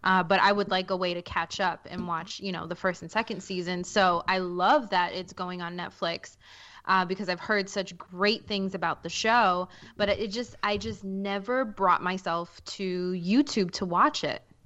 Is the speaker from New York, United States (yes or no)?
yes; New York City, New York, United States; I'm from Queens